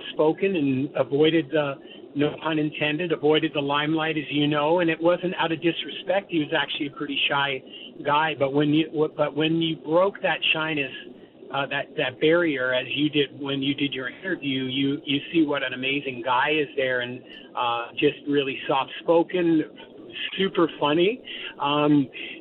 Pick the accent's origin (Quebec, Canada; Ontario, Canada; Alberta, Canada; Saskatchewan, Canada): Ontario, Canada; Toronto; as a guy growing up in Toronto